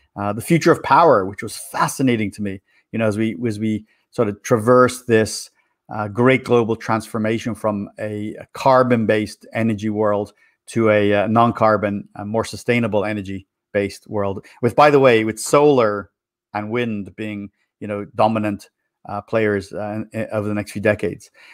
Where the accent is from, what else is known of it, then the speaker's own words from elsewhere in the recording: Dublin, Leinster, Ireland; moved away as an adult; also born or lived in Florida, United States; now in United States; I was born in Ireland, in Ireland, in Dublin City, and I grew up there